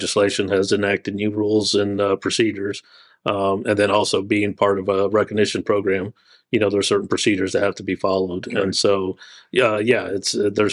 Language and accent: English; San Antonio, Texas, United States; now in Boerne, United States; I grew up in San Antonio, so right down the road from Burney.